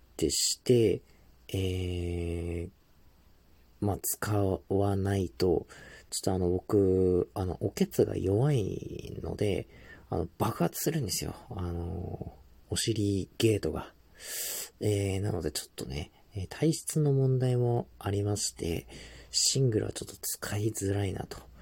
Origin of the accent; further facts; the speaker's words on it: Tohoku, Japan; moved away as an adult; also born or lived in Hokkaido; 僕はですね、えー、東北生まれで、まあ、その後大学からこう北海道で生活をしてた